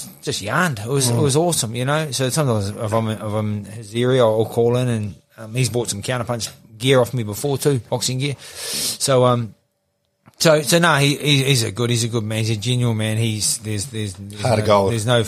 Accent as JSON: {"language": "English", "region": "Gisborne", "country": "New Zealand", "moved": "yes", "lives_now": "Auckland, New Zealand", "said": "I'm from Gisborne, you know, so I want to be closer to my mum and dad."}